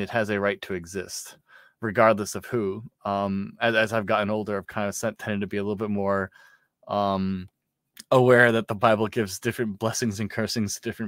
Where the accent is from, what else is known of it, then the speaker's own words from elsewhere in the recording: New York City, New York, United States; growing up in New York